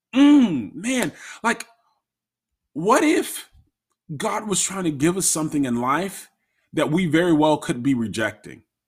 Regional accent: Florida, United States; moved away as an adult; now in Maryland, United States; I am from Florida, born and raised in Florida.

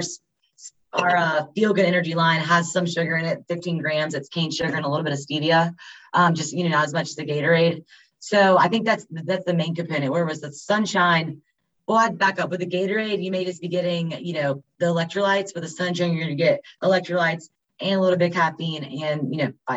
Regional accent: Winston-Salem, North Carolina, United States; I was born and raised here in Winston

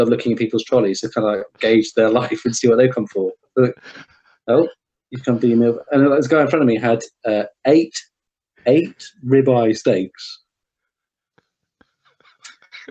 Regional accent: United Kingdom; we're very reserved, we're British

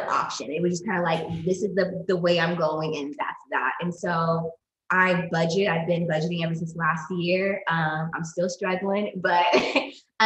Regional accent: United States

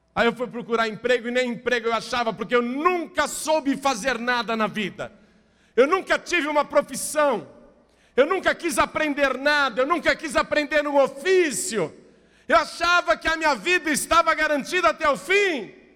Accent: Brazil; eu sou brasileiro

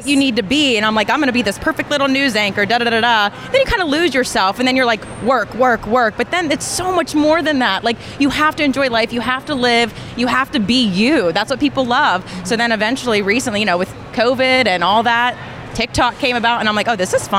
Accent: Beaver Falls, Pennsylvania, United States; now in Pittsburgh, United States; I'm from Beaver Falls

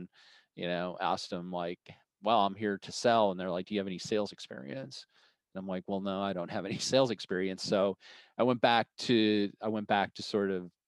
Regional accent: Boulder, Colorado, United States; moved away as an adult; also born or lived in Arizona; I grew up in Boulder, Colorado, and went to the University of Colorado

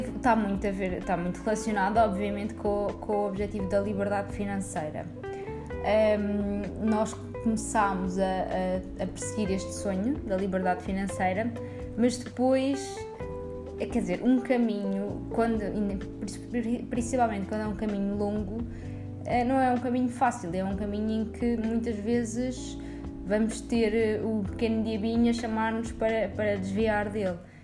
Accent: Coimbra, Centro, Portugal; moved away as an adult; also born or lived in Évora; now in Lisbon, Portugal; nasci em Évora e depois fui viver para Coimbra. Eu ah, vivi em Coimbra durante toda a minha adolescência

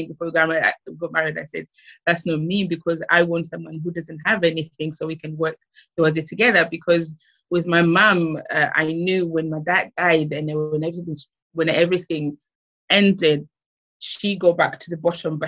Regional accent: Malawi; moved away as an adult; now in United Kingdom; growing up in Malawi, it was good.

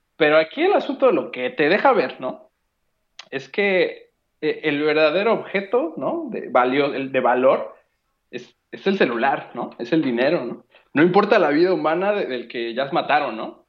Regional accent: Mexico

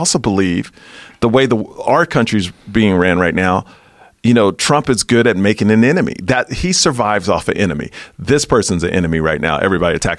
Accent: Texas, United States; I'm from Texas

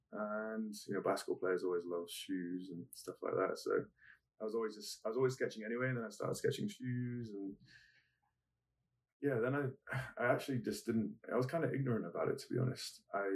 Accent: Germany; also born or lived in Cyprus / England / America / Crete; I was born in Cyprus. Mm-hmm. My father was a British soldier, and my mum's German. And so while they were stationed in Cyprus, my mum popped me out over there, and then we moved to army camps all over the place. So raised in Germany

